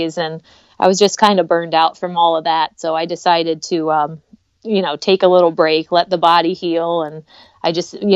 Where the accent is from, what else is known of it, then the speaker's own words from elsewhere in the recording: Pennsylvania, United States; moved away as an adult; now in Michigan, United States; I was born in Michigan actually. But I only lived here until I was like in second grade. And then we moved to Pennsylvania for my dad's job. And I lived there like through college.